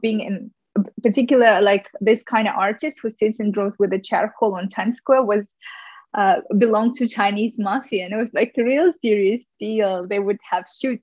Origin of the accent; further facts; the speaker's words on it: Ufa, Bashkortostan, Russia; moved away as an adult; also born or lived in New York; growing up in Russia